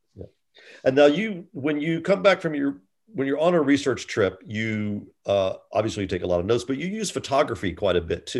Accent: United States; I am also an American

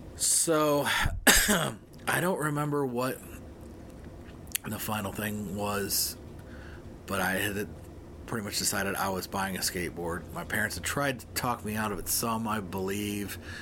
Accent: Arcadia, Ohio, United States; where I grew up in Northwest Ohio is in a town called Arcadia.

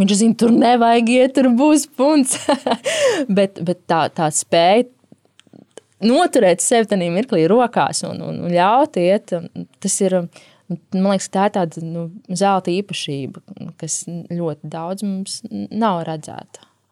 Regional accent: Latvia

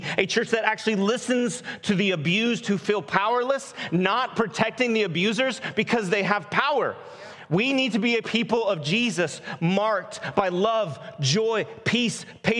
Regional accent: Portland, Oregon, United States; Where are you from? Northeast Portland. Been there for a little while.

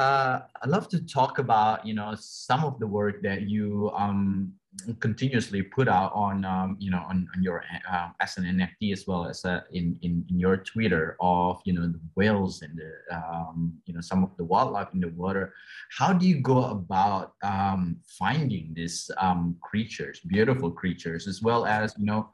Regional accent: Australia; I'm from Australia myself

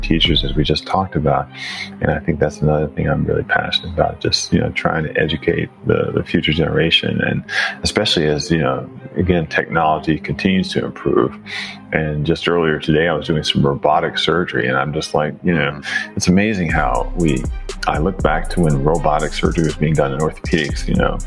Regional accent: Milwaukee, Wisconsin, United States; I'm from Milwaukee, Wisconsin

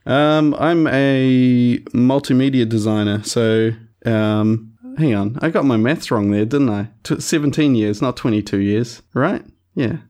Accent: Christchurch, Canterbury, New Zealand; also born or lived in West Coast, New Zealand; I grew up in Christchurch, but moved to, moved to the West Coast for four years or so and then came back for, um, for fifth form

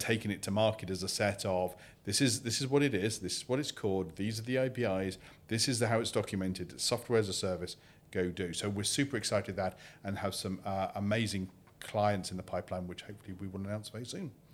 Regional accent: United Kingdom; I'm British.

